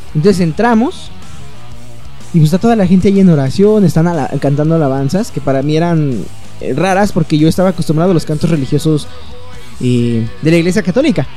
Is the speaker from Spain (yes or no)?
no; Mexico; aquí en México